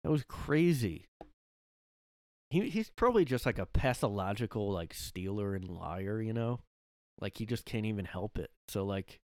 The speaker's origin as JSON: {"language": "English", "town": "Boston", "region": "Massachusetts", "country": "United States", "tie": "born or raised there", "said": "Because growing up in Boston, that's how people talked, you know."}